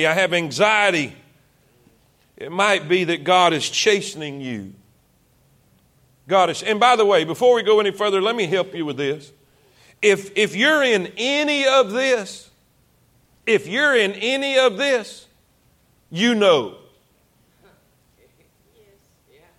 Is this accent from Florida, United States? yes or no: yes; South Florida, United States; moved away as an adult; also born or lived in South Carolina; I'm from South Florida. Way South Florida.